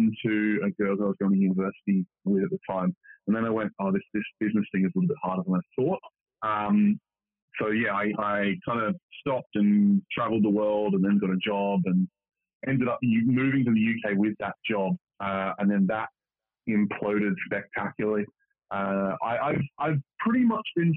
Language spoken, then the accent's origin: English; Australia; moved away; I'm originally from Australia, and a lot of us do have that wanderlust, want to get out of Australia